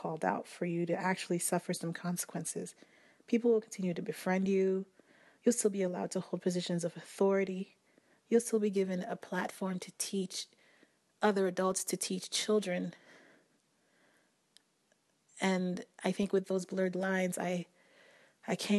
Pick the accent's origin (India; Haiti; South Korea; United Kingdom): Haiti; Port-au-Prince, Ouest; I grew up in Haiti, in Port-au-Prince